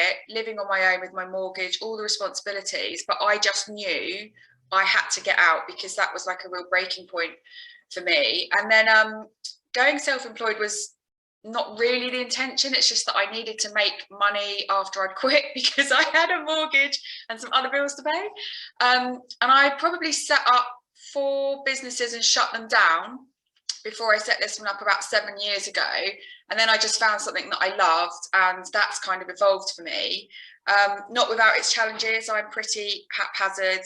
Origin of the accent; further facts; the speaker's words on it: Alton, South East England, United Kingdom; I'm from Alton in Hampshire